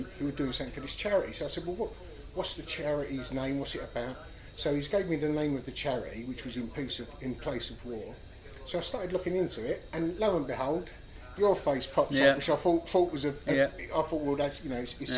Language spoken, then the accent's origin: English; Dagenham, London, United Kingdom; I come from Dagenham